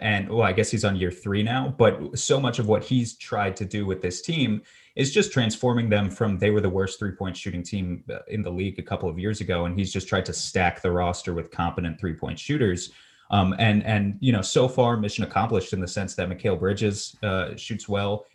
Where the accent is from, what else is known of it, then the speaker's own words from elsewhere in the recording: New York, United States; I grew up in New York and I'm still in New York